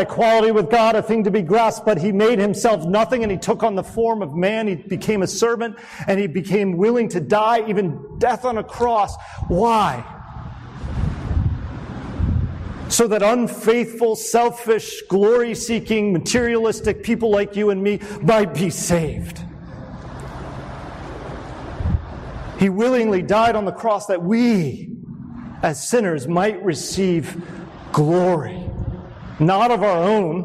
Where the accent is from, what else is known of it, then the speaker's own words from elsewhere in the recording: United States; as American Christians